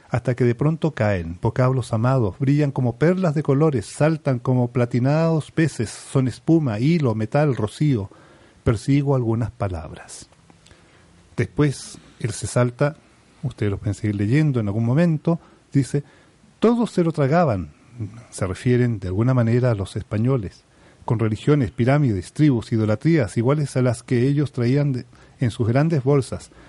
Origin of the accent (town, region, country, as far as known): Chile